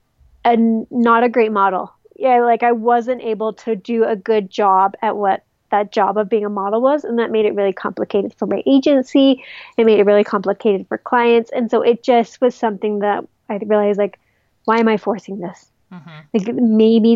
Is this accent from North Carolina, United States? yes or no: no; Utah, United States; I'm from Utah.